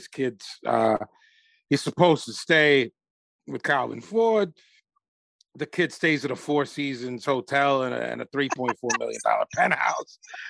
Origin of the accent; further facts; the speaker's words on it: Jamaica; Well, I'm Jamaican. We smoke bud, which I like.